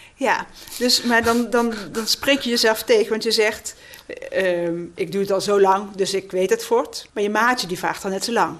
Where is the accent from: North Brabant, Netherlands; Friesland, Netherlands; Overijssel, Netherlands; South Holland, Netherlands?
North Brabant, Netherlands; moved away; ben een Brabander